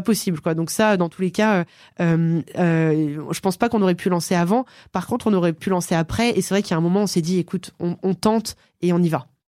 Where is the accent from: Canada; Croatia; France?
France; Aix-les-Bains, Auvergne-Rhône-Alpes; Je viens d'Aix-les-Bains. C'est une ville en Savoie, au bord du lac du Bourget